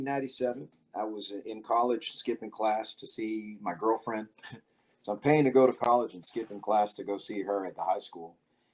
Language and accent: English; Harlingen, Texas, United States; also born or lived in Misawa Air Base, Japan; Well, originally I was born in Misawa Air Base, Japan, but most of my life is from Harlingen, Texas. My family's originally from Harlingen.